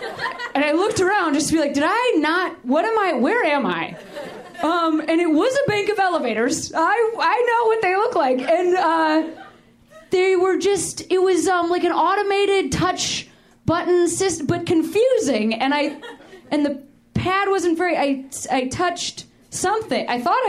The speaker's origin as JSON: {"language": "English", "town": "Chicago", "region": "Illinois", "country": "United States", "lives_now": "Los Angeles, United States", "said": "I'm from Chicago."}